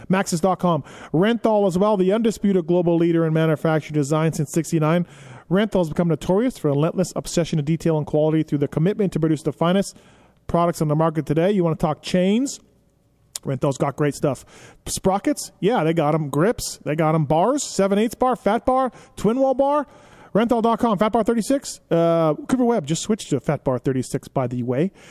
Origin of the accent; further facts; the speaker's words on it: Canada; you're from Florida, I'm from Canada, are, are kind of the same